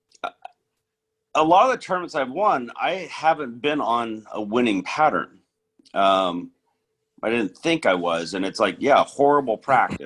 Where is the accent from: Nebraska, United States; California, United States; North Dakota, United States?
California, United States; Northern; growing up in Northern California